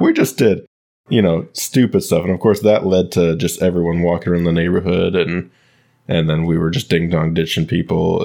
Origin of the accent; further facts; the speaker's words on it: Michigan, United States; growing up in Michigan, our family owned a small golf course